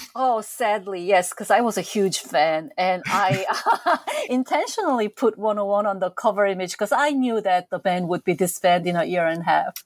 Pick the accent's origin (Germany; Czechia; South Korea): South Korea; moved away as an adult; now in United States; as a teenager growing up in South Korea um, in the 70s and 80s